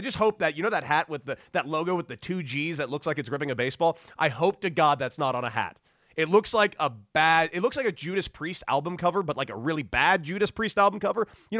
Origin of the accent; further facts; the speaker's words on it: Los Angeles, California, United States; I grew up in Los Angeles.